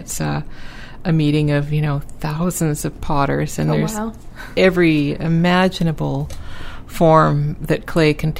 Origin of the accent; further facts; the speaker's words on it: Vancouver, British Columbia, Canada; now in St. John's, Canada; I'm from Vancouver originally